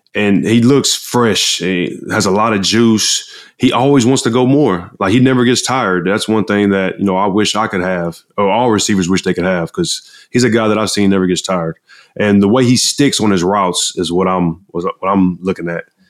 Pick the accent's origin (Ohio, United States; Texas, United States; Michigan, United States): Texas, United States; Galveston; I grew up in Galveston, Texas